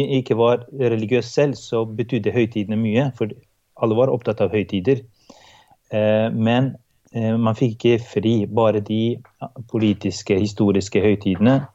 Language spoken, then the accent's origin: Norwegian; Kosovo; now in Norway; Jeg kommer da fra Kosovo, som var en del av eks-Jugoslavia, eh, og vokste opp i et sekulært og mm, et parti, i et partistat.